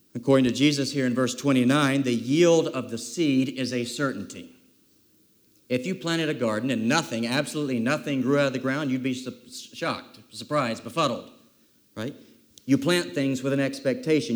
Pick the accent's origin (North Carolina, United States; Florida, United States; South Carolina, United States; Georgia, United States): South Carolina, United States; many, many summers growing up in South Kakalaki also known as South Carolina